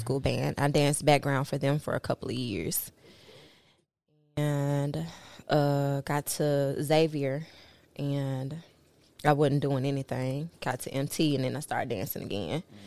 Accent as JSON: {"language": "English", "town": "Memphis", "region": "Tennessee", "country": "United States", "tie": "born or raised there", "also_born_or_lived": "New Orleans, Louisiana", "moved": "as an adult", "said": "I went to school through high school in Memphis"}